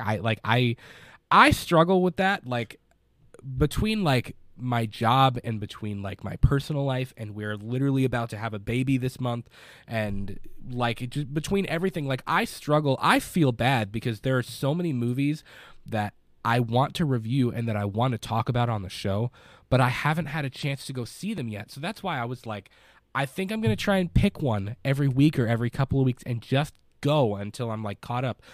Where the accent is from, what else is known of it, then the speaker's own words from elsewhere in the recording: Kentucky, United States; I'm a dude from Kentucky that hosts a movie podcast